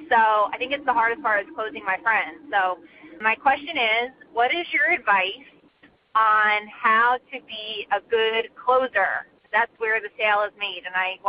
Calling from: Clayton, Delaware, United States; I'm from Clayton, Delaware

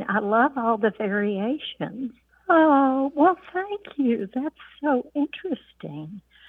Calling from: Georgetown, Kentucky, United States; I'm calling from Georgetown, Kentucky, about an expression that my mother used

